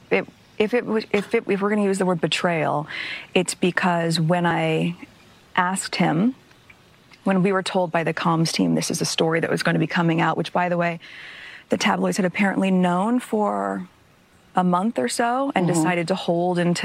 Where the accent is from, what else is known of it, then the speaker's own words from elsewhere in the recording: United States; my being American